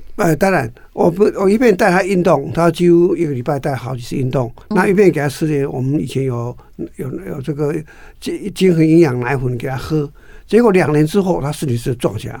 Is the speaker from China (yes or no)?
no; Taipei, Taiwan; also born or lived in countryside (unspecified rural Taiwan); 我是到了四年级的时候，父亲就从乡乡下把我带到台北来嘛